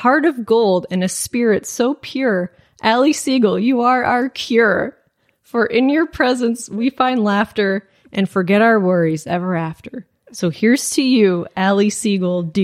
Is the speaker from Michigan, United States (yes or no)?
yes; Michigan, United States; I'm from Michigan. I said pop growing up.